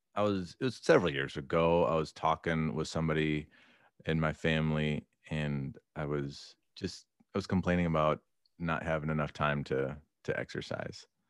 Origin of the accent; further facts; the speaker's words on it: Minnesota, United States; moved away; I'm a transplant. I grew up in Minnesota